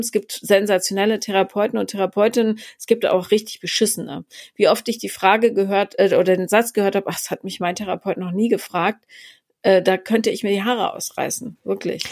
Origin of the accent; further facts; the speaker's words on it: Regensburg, Bavaria, Germany; moved away; also born or lived in Munich; ich bin äh, ja zwischen München und Bamberg aufgewachsen in Regensburg